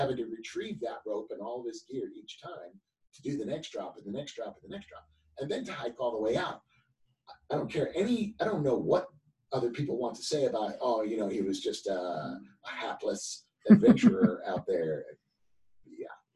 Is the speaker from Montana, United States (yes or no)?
no; Cherry Hill, New Jersey, United States; moved away; also born or lived in California; I was born in Cherry Hill, New Jersey.